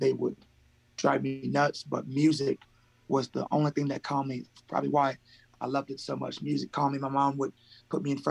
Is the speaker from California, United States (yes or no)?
yes; Colton, California, United States; also born or lived in Fresno, California; I am here right now, specifically in Colton, California. So we are about an hour east of Los Angeles. I grew up here in the same area. I was born in Fresno, California